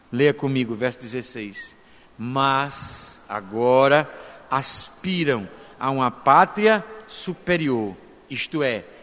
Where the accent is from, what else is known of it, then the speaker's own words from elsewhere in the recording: Brazil; A nacionalidade somos brasileiros